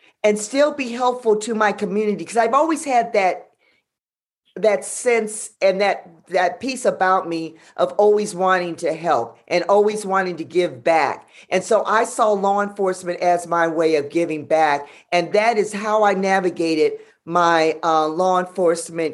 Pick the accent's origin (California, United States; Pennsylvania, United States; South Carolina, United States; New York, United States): California, United States; Los Angeles; I'm from South Central